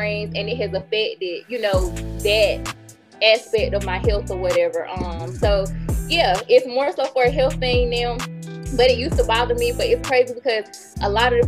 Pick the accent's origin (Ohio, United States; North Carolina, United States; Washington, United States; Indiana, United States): North Carolina, United States; Greenville; my hometown, they remember Throwback Greenville when Rainbow was in the Carolina East Mall.